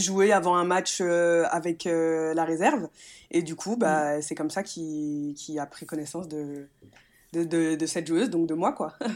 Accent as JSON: {"language": "French", "town": "Metz", "region": "Grand Est", "country": "France", "also_born_or_lived": "Nice", "moved": "as an adult", "said": "je viens de Metz, mes parents, toute ma famille est à Metz"}